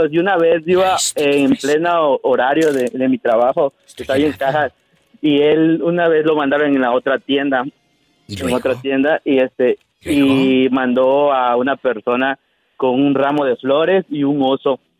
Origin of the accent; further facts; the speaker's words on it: Cozumel, Quintana Roo, Mexico; Uh, soy anónimo de Cozumel.